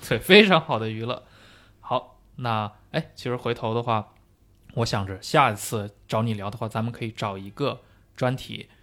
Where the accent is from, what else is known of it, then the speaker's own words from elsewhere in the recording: China; 我们本身是中国人嘛